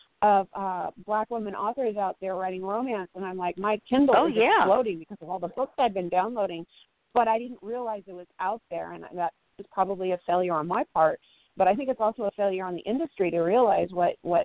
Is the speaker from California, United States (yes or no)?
yes; San Francisco, California, United States; I grew up in San Francisco in the 70s and the 80s